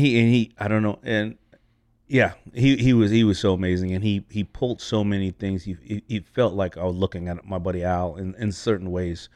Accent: New York City, New York, United States; I grew up not only in New York, I grew up in Hollis, Queens

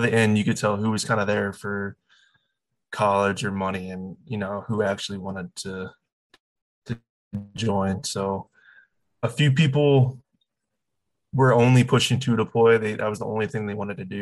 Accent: Virginia, United States; I am from Virginia

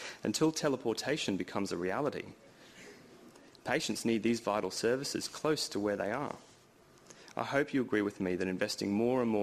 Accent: Cairns, Queensland, Australia; That's where I'm from. I'm from Cairns.

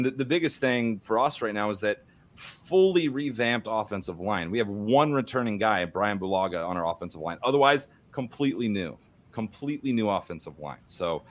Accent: Missouri, United States; because I am from Missouri and I live next to the University of Missouri

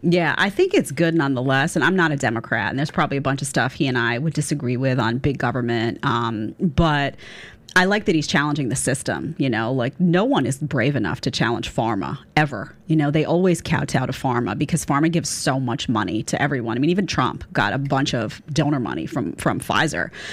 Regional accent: New York City, New York, United States; I grew up in Staten Island, but my grandparents lived right next to the park

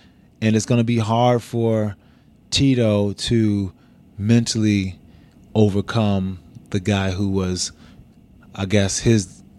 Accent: Niagara Falls, New York, United States; I'm from Utica. I'm from Niagara Falls. Niagara Falls, New York, yeah. Not too damn far at all.

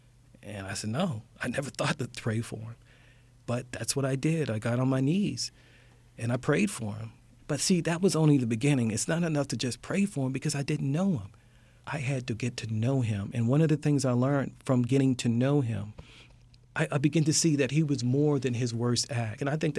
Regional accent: Baltimore, Maryland, United States; I come from West Baltimore

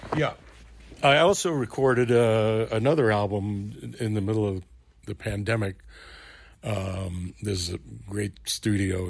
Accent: New York City, New York, United States; moved away; I grew up in Brooklyn, New York

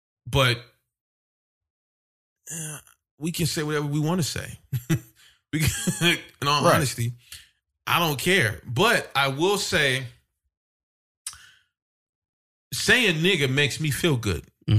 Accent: Midwest, United States; Like, I'm not from down south. You know what I'm saying? Like, I grew up in the Midwest, up north, whatever you want to call it.

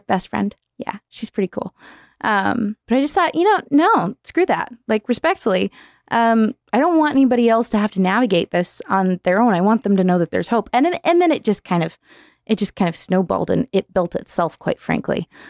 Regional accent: Southern California, United States; moved away; also born or lived in Nevada; I was born in SoCal

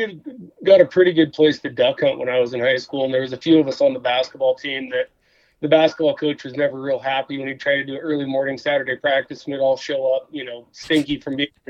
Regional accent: Southern Oregon, United States; moved away as an adult; also born or lived in Wisconsin / Northwest; now in Missoula, United States; I grew up in Southern Oregon, bounced around a little bit. I went to school in Wisconsin, worked around the Northwest, and then landed in Montana in 2008 to work for the club.

